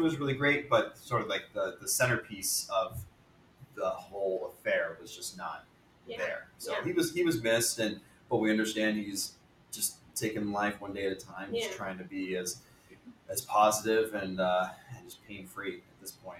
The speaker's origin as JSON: {"language": "English", "region": "California", "country": "United States", "tie": "born or raised there", "said": "growing up in California, we would get snow maybe one day."}